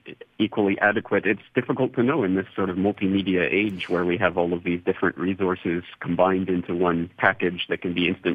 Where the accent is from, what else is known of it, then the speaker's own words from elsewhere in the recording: Canada; moved away as an adult; now in Japan; I'm fellow Canadian